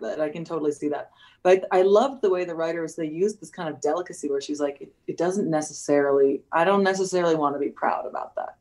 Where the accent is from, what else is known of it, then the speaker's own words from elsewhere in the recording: United States; also born or lived in United Kingdom; I'm probably the first American actor who's been hired to play a British character